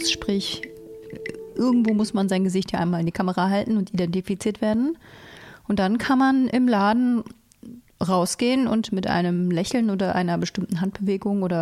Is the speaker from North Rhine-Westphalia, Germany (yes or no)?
yes; North Rhine-Westphalia, Germany; weil es ist von meiner Heimat 86 Kilometer weg und das ist in OWL schon noch eine Ewigkeit zu fahren